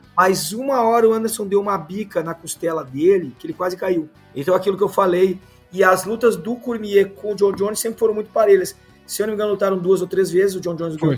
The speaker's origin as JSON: {"language": "Portuguese", "area": "Gaúcho", "region": "Rio Grande do Sul", "country": "Brazil", "said": "como bom gaúcho"}